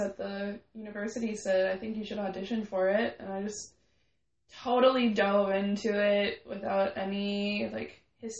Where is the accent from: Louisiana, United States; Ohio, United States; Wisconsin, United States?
Wisconsin, United States; New Holstein; moved away as an adult; now in Milwaukee, United States; I'm from, the country. There's, no... Where are you from? New Holstein.